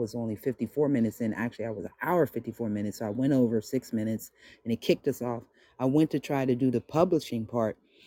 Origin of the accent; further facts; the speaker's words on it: Monongahela / Appalachia, Pennsylvania, United States; I was born in a project, raised in a project, got my first place in a project. But we're on the Appalachian Mountains, so I'm an Appalachian baby. You know, I was born off the Monongahela